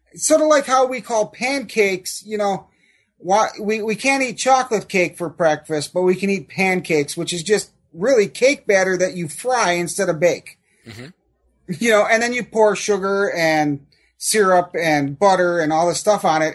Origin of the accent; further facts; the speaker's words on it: Wausau, Wisconsin, United States; where I grew up here in Wausau